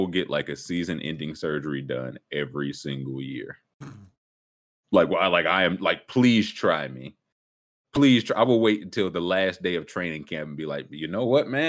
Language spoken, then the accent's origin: English; the South, United States; I'm from the South